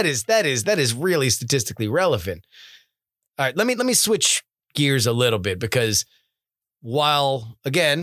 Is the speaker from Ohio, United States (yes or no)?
no; South Florida, United States; Growing up in South Florida